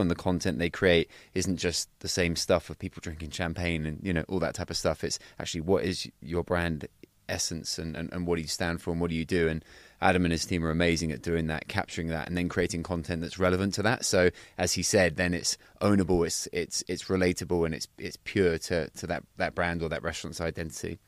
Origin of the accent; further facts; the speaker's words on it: Cornwall, South West England, United Kingdom; I'm originally from Cornwall, so down in, in, in Cornwall.